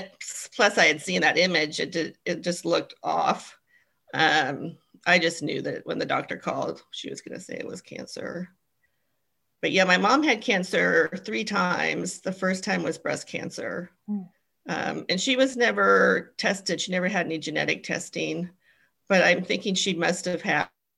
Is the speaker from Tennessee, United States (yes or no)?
no; Olympia, Washington, United States; also born or lived in New York City / Seattle area; I grew up in Olympia, Washington